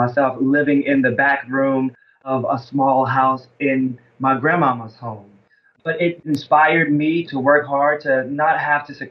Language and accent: English; Alabama, United States; moved away; because I live up north and I'm actually from Alabama